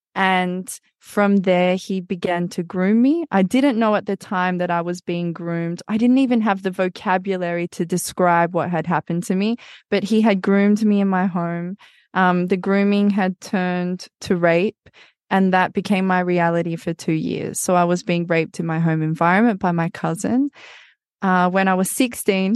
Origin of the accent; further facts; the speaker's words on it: Australia; moved away as an adult; also born or lived in Amazon, Brazil; I grew up in Australia.